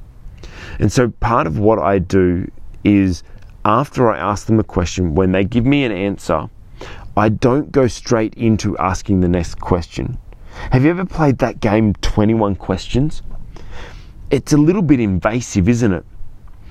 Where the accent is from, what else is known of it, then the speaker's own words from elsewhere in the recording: Sydney, New South Wales, Australia; I'm from Sydney, Australia.